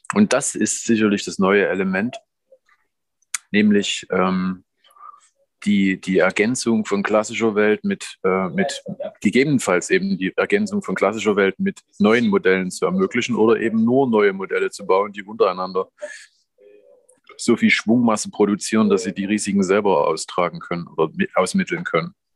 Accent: Grimma, Saxony, Germany; ich stamme aus Grimma, äh, in Sachsen

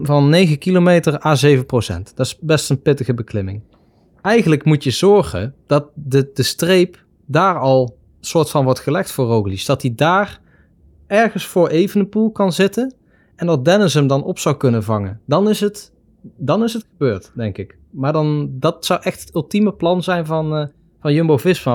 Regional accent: Netherlands

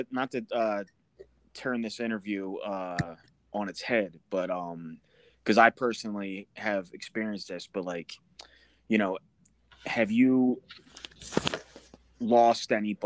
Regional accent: East Coast, United States; I'm from the East Coast, dude

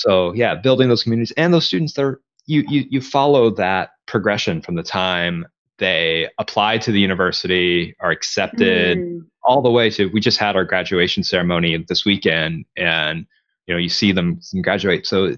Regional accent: the South, United States; growing up in the South, we just mentioned football. I was never a sports fan, you know?

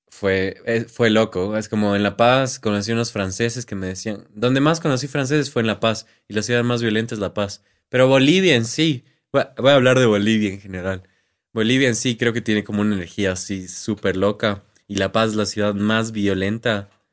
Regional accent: Quito, Pichincha, Ecuador; accent: Andean Spanish; Y yo así quiteño

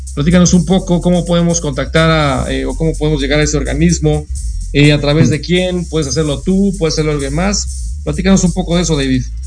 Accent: Mexico; nosotros como país en México

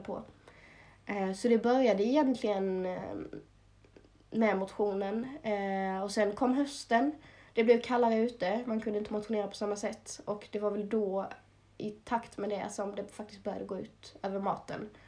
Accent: Småland, Sweden; accent: Småland dialect; Jag började i Småland, som min dialekt kanske avslöjar.

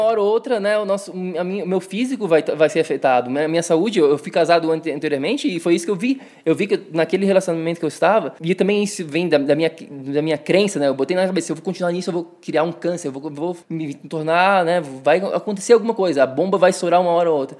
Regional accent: Florianópolis, Santa Catarina, Brazil; moved away as an adult; also born or lived in São Paulo; now in New York, United States; Cresci em Floripa

